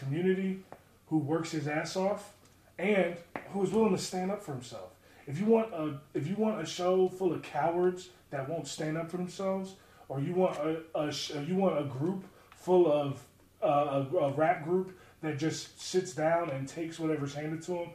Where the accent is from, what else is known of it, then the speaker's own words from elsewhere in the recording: Baltimore, Maryland, United States; I grew up in Maryland, so as a kid, I used to go to MCW shows